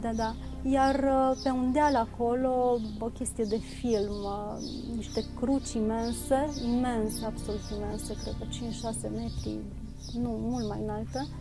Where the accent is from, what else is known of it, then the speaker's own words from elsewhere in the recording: Romania; moved away as an adult; now in Bucharest, Romania; din satul meu